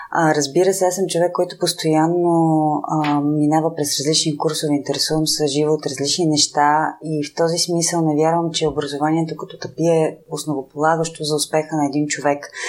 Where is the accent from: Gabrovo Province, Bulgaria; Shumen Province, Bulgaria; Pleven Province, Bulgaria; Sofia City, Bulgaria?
Sofia City, Bulgaria; Sofia; also born or lived in Petrich / Vidin; съм родена в Петрич, живяла съм във Видин, а всъщност съм Софиянка.